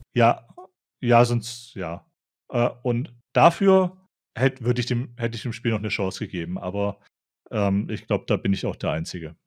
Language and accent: German; a Swabian village, Germany; moved away; bei mir im, im schwäbischen Dorf